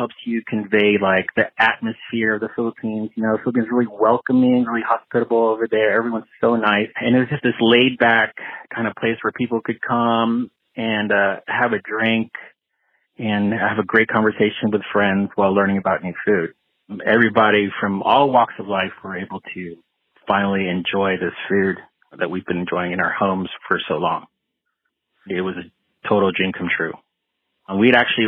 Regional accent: Houston, Texas, United States; now in Austin, United States; I grew up in Houston and then moved to Austin for college

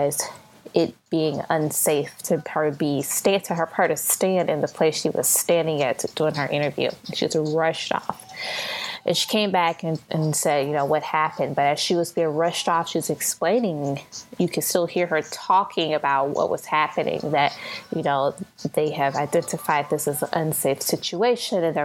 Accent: St. Louis, Missouri, United States; Now, I'm from St. Louis. I live in St. Louis

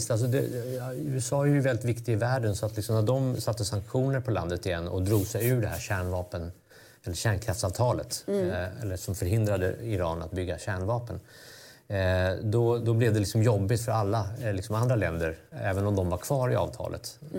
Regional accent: Baghdad, Baghdad Governorate, Iraq; also born or lived in Cairo, Egypt; now in Sweden; Så jag är liksom uppvuxen i Mellanöstern. Farsan jobbade där.

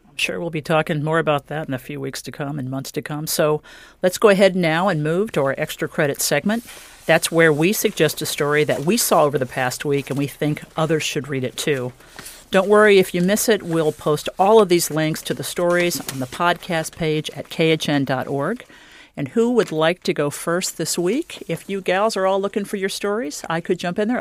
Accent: Indiana, United States; my home state of Indiana

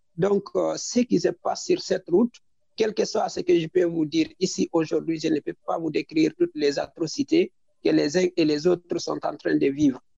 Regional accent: Guinea; moved away as an adult; also born or lived in Mali; j'ai quitté la Guinée depuis 2017

